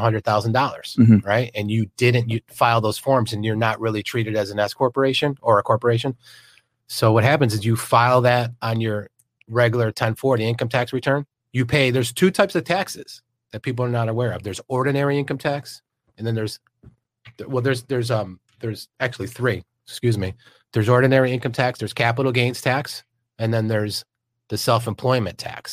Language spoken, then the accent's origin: English; upstate New York, United States; moved away as an adult; also born or lived in Manhattan, New York; now in Florida, United States; I was born in Manhattan, but I grew up in upstate New York, and I've been down in Florida for about what, 20 years